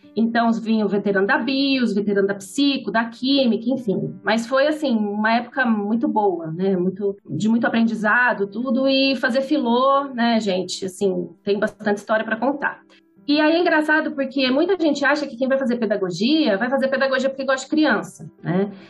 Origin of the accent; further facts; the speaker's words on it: Ribeirão Preto, São Paulo, Brazil; Sou da capital, nasci em São Paulo, mas eu vim para Ribeirão, eu era criança